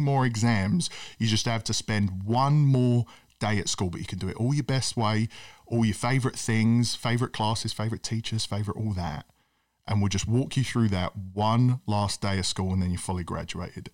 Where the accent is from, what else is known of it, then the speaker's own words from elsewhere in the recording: United Kingdom; as a British kid who loves the sport